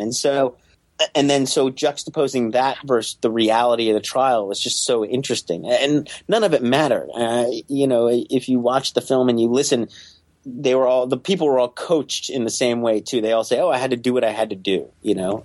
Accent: New York City, New York, United States; growing up in Staten Island in the 1980s

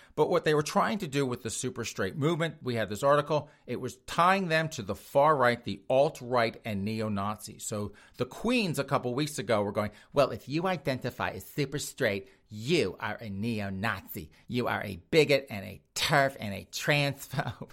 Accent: Spartanburg, South Carolina, United States; my hometown.

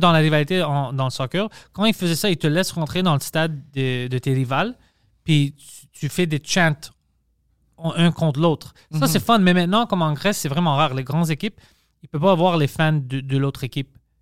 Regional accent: Montreal, Quebec, Canada; accent: Greek accent in French; pas que je suis né ici

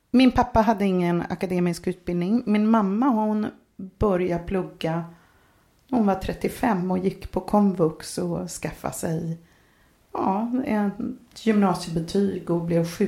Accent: Norrköping, Östergötland, Sweden; also born or lived in Stockholm; now in Katrineholm, Sweden; Jag är uppvuxen i Norrköping.

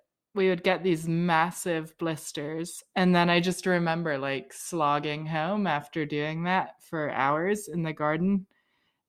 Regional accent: United Kingdom; now in North Carolina, United States; I'm actually British too

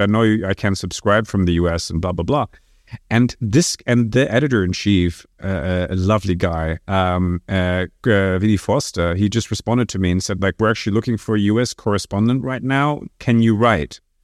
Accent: Brussels, Brussels-Capital Region, Belgium; moved away as an adult; also born or lived in France / New York, United States; I was growing up in Brussels, but spending quite a lot of time in France because my parents had a house there in the south

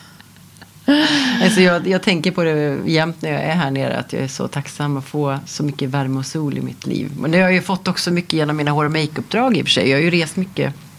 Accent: Stockholm, Stockholm County, Sweden; moved away as an adult; now in Portugal; när jag är hemma i Stockholm

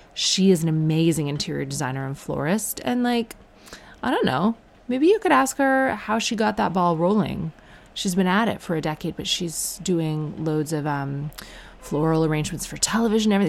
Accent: Ireland; I am Irish

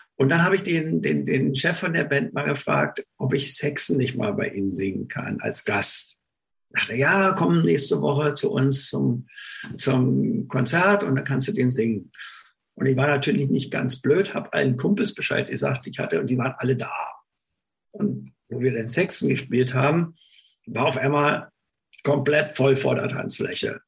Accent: Berlin area, Germany; ich bin ja im Berliner Raum aufgewachsen

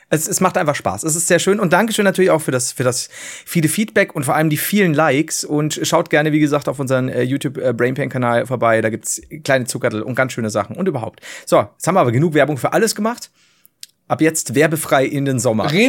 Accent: Bavaria, Germany; So, du, ich komme halt von unten aus Bayern.

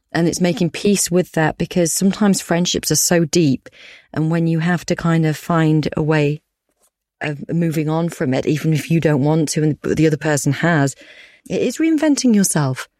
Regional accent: Yorkshire and the Humber, United Kingdom; I'm a Yorkshire woman

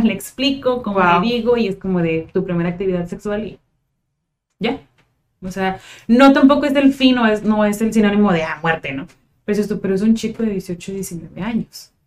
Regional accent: Tijuana, Baja California, Mexico; soy de Tijuana desde hace 29 años

